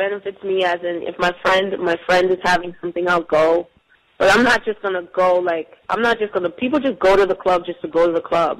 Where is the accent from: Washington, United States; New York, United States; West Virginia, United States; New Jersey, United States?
New Jersey, United States; It's because they're from Philly, I'm from Jersey.